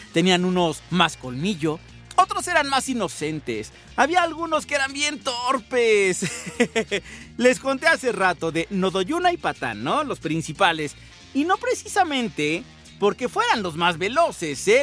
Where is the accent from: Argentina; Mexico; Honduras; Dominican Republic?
Mexico; Ya, ya saben cómo somos aquí en México